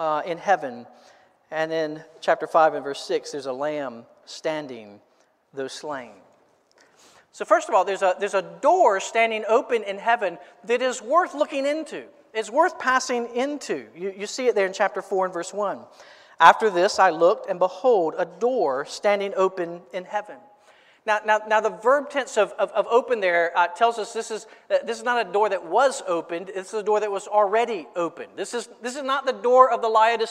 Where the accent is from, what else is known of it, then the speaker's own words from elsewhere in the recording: Florence, South Carolina, United States; I grew up in Florence